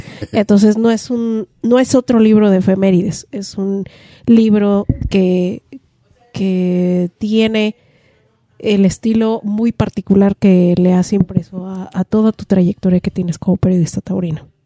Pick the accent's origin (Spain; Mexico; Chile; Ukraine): Mexico